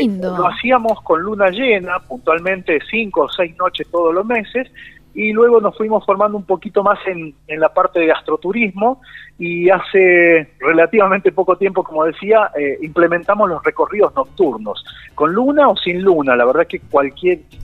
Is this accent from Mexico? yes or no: no; Banda Florida, La Rioja, Argentina; Banda Florida es mi pueblo, son, es un pueblo de 350 habitantes